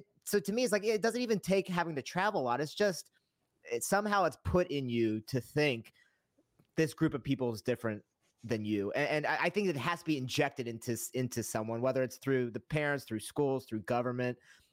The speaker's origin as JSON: {"language": "English", "region": "Western Pennsylvania", "country": "United States", "tie": "born or raised there", "said": "where I grew up in Western Pennsylvania, it was 99.9% white."}